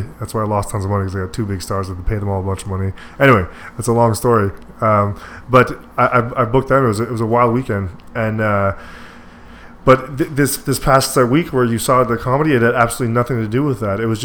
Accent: Deux-Montagnes, Quebec, Canada; my hometown of Two Mountains

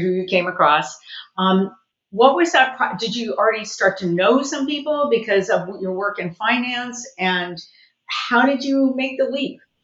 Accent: Southern California, United States; I'm actually born and raised in Southern California, and I worked

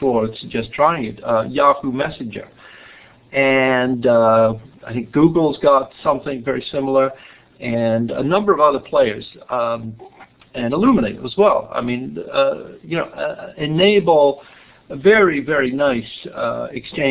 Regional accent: England, United Kingdom; moved away as an adult; I was born in England, and my biography is pretty simple for about the first 27 years. I went to school in England

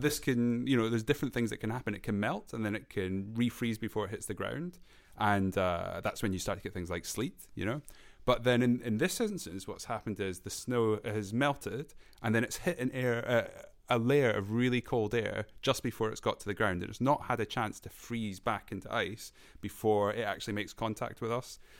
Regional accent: Scotland, United Kingdom; I'm from Scotland

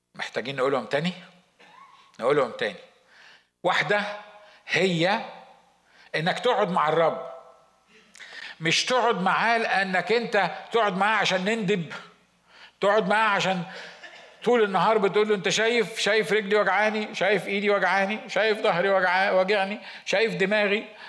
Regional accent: Egypt; moved away; عندنا في مصر

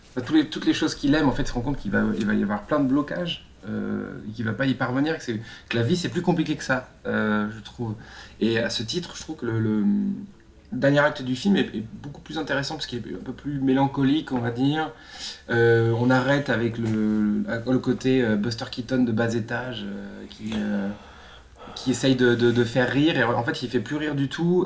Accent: France; en tant que Français

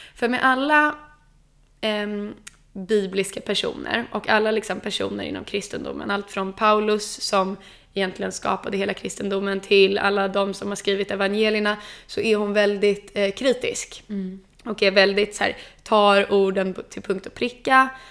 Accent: Sweden; jag som är svensk

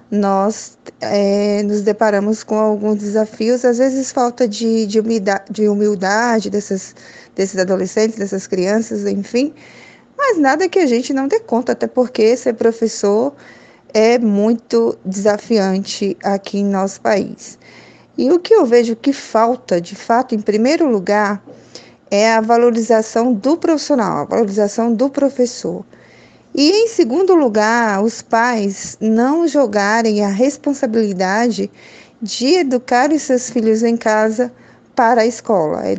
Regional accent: Northeast Region, Brazil; eu sempre quis ser professora desde criança, mas eu sou lá do interior do Nordeste, então eu sempre quis entrar nessa profissão.

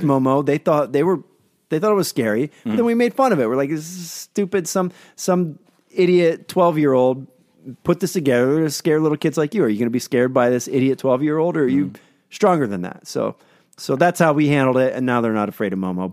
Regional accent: Pennsylvania, United States; out of Pennsylvania, my hometown

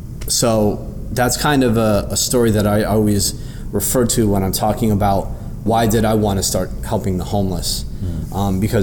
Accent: New York, United States; Growing up in New York, I've watched the homeless population explode, especially over the recent years.

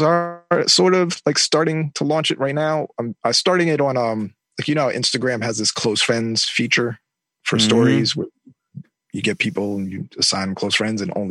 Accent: Long Island, New York, United States; also born or lived in Queens, New York; now in Brooklyn, United States; I was born in Queens, mostly raised in Long Island.

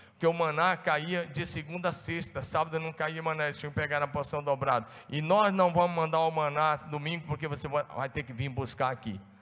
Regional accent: Brazil; nós somos brasileiros

